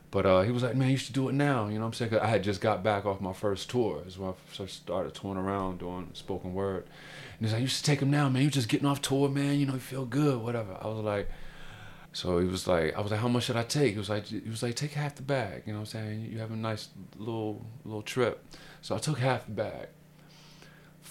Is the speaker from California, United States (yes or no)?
no; Baltimore, Maryland, United States; I'm a homeboy from Baltimore